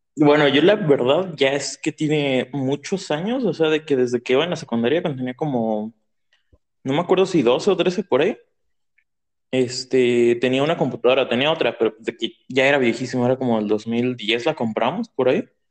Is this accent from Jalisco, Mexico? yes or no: no; State of Mexico, Mexico; Yo soy del Estado de México. Bueno, entre el Estado de, México y Ciudad de México, porque tengo casa allá y casa aquí